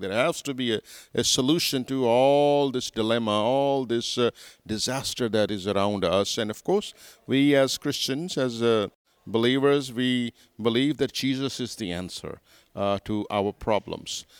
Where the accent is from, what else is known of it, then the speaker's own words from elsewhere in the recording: Karachi, Sindh, Pakistan; also born or lived in United States; I'm from Karachi